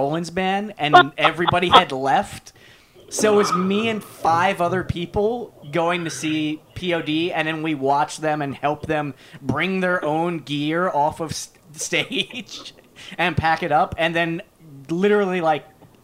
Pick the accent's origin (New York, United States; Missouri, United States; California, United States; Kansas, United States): New York, United States; New York City; I grew up in New York City